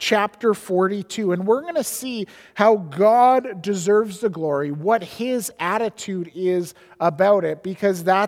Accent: Edmonton, Alberta, Canada; moved away as an adult; also born or lived in Squamish, British Columbia; now in British Columbia, Canada; I grew up in Edmonton in the early 90s

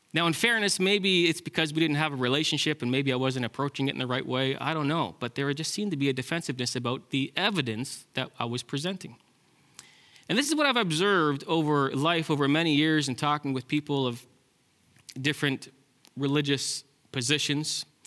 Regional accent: Ontario, Canada; now in British Columbia, Canada; I'm from Ontario

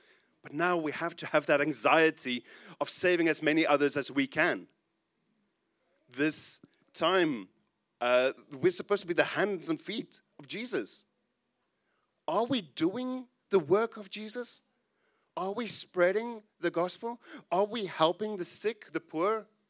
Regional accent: South Africa; he was instrumental in the church that I grew up in South Africa.

